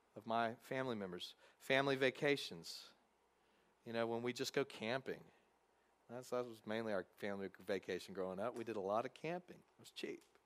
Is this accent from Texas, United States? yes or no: yes; Texas, United States; now in Covington, United States; growing up in Texas, you had to watch the, the obligatory Cowboys game